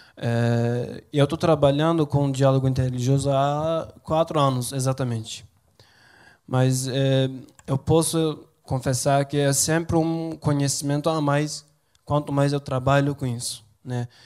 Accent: Turkey; Portuguese is a second language; moved away as an adult; now in Brazil; Na verdade eu sou de uma região da Turquia que é muito parecida com o Nordeste

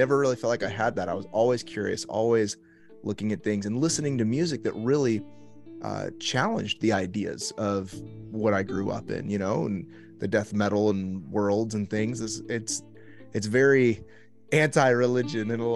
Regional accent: Indianapolis, Indiana, United States; also born or lived in Miami, Florida; I was born in Miami. We moved back to Indianapolis, where my parents were from whenever I was a kid.

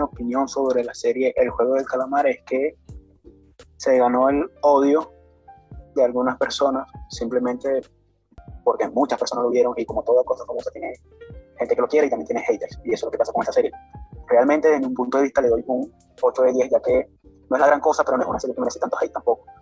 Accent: Venezuela; soy de Venezuela

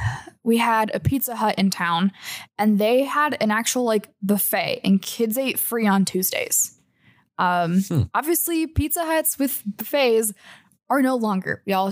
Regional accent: Canada; Okay, never mind. And that's on being Canadian.

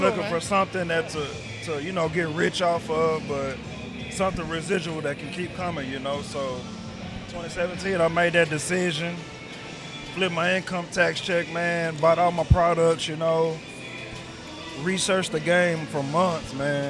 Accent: Arlington, Texas, United States; also born or lived in Irving, Texas; I'm from Arlington, Texas. Actually born in Irvin, but actually, you know, raised in Arlington

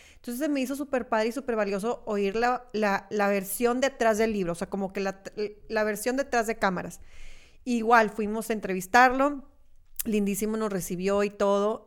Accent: Monterrey, Nuevo León, Mexico; yo soy regia y amo ser regia

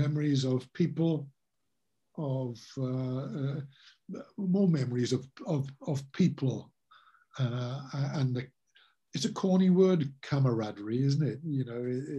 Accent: Wales, United Kingdom; I'm Welsh through and through

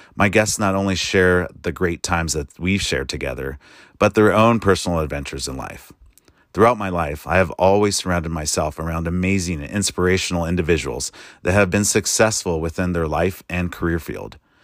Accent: United States; As an American soldier

